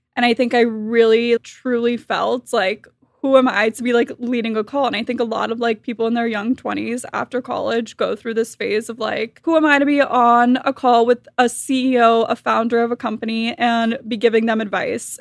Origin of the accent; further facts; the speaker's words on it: Miami, Florida, United States; I was born and raised in Miami, Florida